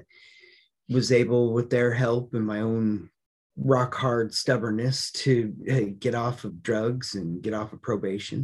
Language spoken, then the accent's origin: English; Colorado, United States; I decided to move back to the little town I grew up in Colorado